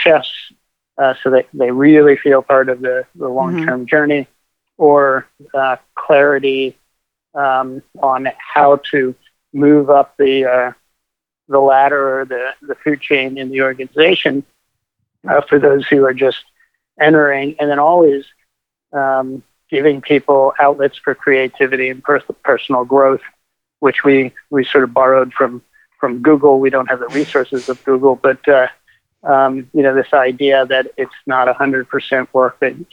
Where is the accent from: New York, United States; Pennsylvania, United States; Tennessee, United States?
Pennsylvania, United States; Kutztown; moved away; also born or lived in Boston / California; So I grew up in Kutztown, Pennsylvania, about 5 minutes away from the Rodale Institute